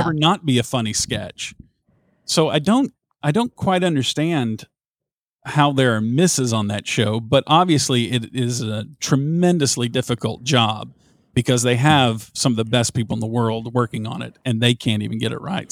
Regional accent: Southern United States, United States; accent: thick Southern; people there would always comment on my Southern accent.

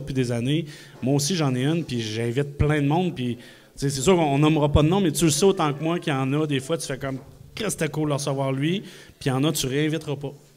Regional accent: Quebec City, Quebec, Canada; Moi, je suis de Québec

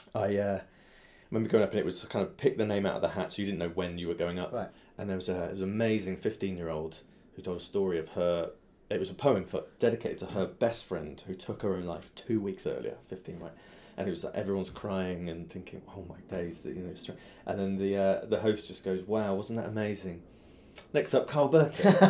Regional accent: Swindon, South West England, United Kingdom; also born or lived in Southampton; now in London, United Kingdom; my hometown, Swindon

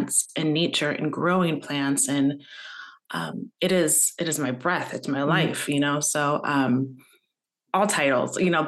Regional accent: Tacoma, Washington, United States; I was born and raised in Tacoma, Washington

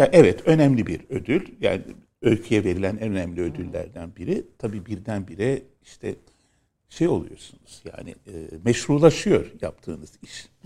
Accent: Istanbul, Turkey; also born or lived in Moda, Istanbul; memleket neresi? dedi. İstanbul dedim

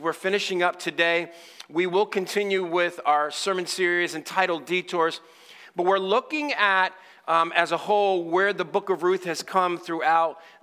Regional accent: Stamford, Connecticut, United States; moved away; also born or lived in Dallas, Texas; I'm originally from Stamford, Connecticut.

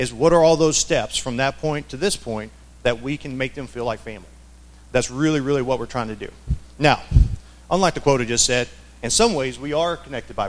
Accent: Arkansas, United States; moved away; So I grew up in the South. I grew up in Arkansas.

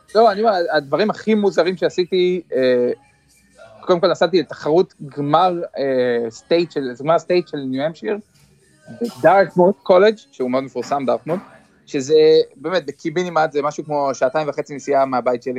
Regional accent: Kfar Saba, Central District, Israel; moved away as an adult; now in Boston, United States; אנחנו באים מישראל

